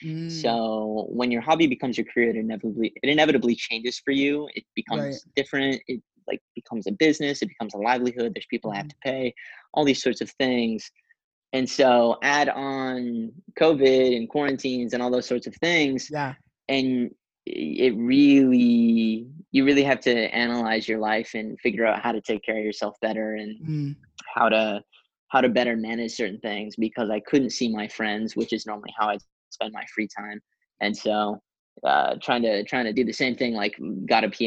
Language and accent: English; Sussex, New Brunswick, Canada; moved away as an adult; also born or lived in St. John's, Newfoundland / United States; now in Vancouver, Canada; I grew up in a small little farm town called Sussex, New Brunswick